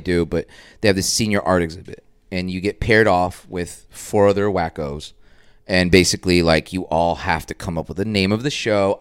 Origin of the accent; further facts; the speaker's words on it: Dallas, Texas, United States; also born or lived in Boston / New York; grew up east of White Rock, but this is my hood